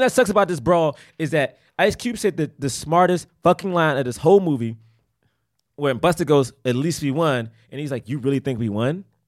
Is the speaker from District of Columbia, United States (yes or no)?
yes; Washington, District of Columbia, United States; moved away; also born or lived in Prince George's County, Maryland; I'm from Southeast and then moved to P G